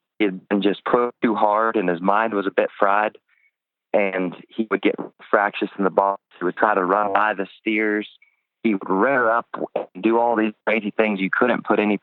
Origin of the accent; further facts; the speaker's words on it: Texas, United States; I'm from Texas